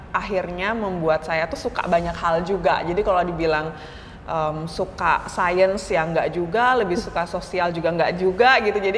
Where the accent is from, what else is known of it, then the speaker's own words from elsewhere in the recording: Bali, Indonesia; moved away as an adult; now in Jakarta, Indonesia; Kalau masa kecil sebenarnya saya lahir dan tumbuh di Bali. Okay. Jadi baru kayak merantau ke Jakarta karena kuliah ya, kuliah S1 di Depok gitu.